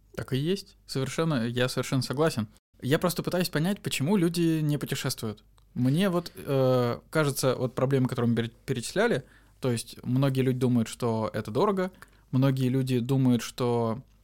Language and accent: Russian; Volgograd, Volgograd Oblast, Russia; мы из Волгограда